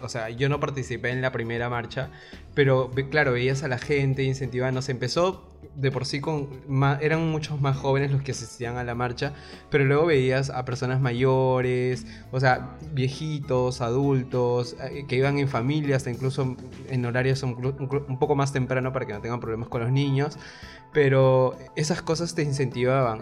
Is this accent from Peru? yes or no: yes; Peru; como peruanos